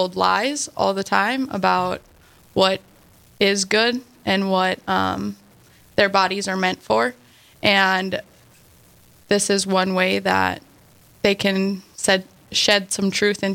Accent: outside of Bismarck, North Dakota, United States; And I grew up outside of Bismarck, North Dakota.

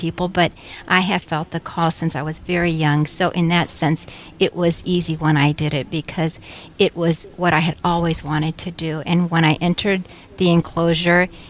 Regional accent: San Antonio, Texas, United States; moved away as an adult; now in Wahpeton, United States; I am from San Antonio, Texas, and I came here to Carmel of Mary 30 years ago

